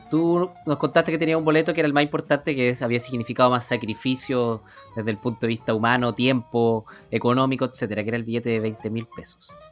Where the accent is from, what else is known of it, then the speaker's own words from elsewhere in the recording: San Fernando, O'Higgins, Chile; yo soy de San Fernando